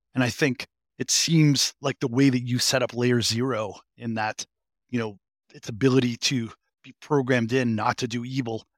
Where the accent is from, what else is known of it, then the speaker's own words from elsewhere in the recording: Boston, Massachusetts, United States; I'm a, a fellow New Englander from, from, from, um, from Massachusetts. I'm a masshole from Greater Boston